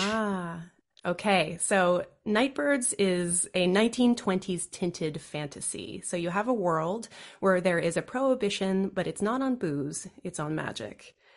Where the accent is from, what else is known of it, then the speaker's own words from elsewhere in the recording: D.C., Virginia, United States; I grew up in the U S of A outside of Washington, D C. I grew up mostly in Virginia